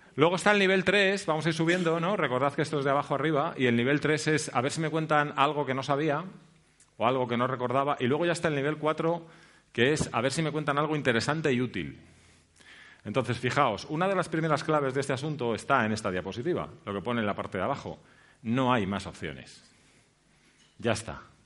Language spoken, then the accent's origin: Spanish; Spain; nosotros, como españoles